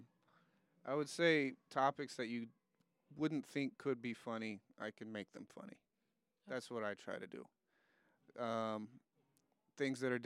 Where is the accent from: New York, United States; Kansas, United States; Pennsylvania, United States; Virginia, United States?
Kansas, United States; Wichita; moved away as an adult; also born or lived in Oakland, California; now in Los Angeles, United States; I was born in Wichita, Kansas.